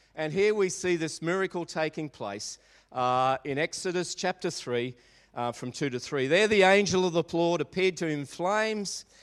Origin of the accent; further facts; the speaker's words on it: Maribyrnong, Victoria, Australia; I grew up in Maribyrnong